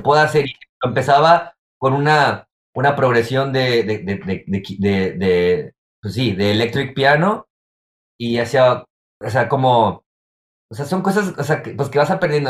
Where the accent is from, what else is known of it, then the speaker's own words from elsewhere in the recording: Guadalajara, Jalisco, Mexico; moved away as an adult; now in Chicago, United States; en mi vida clásica de Guadalajara